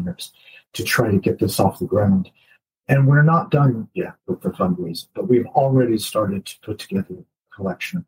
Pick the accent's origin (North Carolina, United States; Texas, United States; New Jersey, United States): North Carolina, United States; moved away as an adult; now in Cambridge, United Kingdom; I grew up in North Carolina in the United States